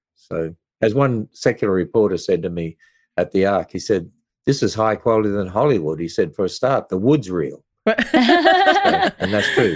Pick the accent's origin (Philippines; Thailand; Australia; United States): Australia; Queensland; moved away; I was brought up in Australia, which is a fairly pagan country